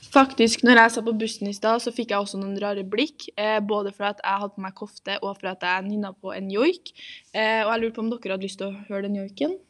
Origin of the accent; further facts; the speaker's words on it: Trondheim, Trøndelag, Norway; er da født og oppvokst her i Trondheim